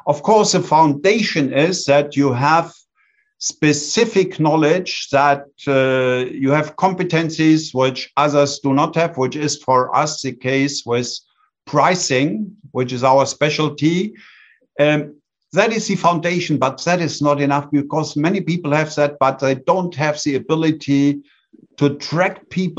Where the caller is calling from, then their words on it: Bonn, North Rhine-Westphalia, Germany; I am calling in from Bonn, Germany.